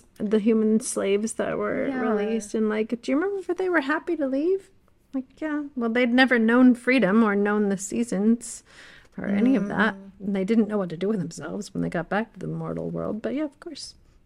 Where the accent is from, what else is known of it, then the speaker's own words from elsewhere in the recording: United States; I was born and raised in America